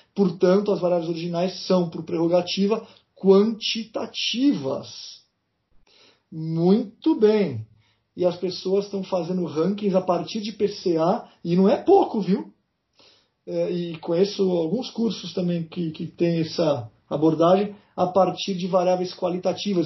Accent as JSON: {"language": "Portuguese", "country": "Brazil", "said": "eu sou brasileiro"}